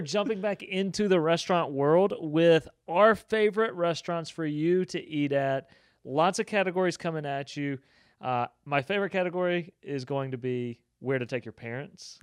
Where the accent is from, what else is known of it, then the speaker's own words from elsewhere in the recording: Southeast, United States; now in Bryan-College Station, United States; I am used to, growing up in the Southeast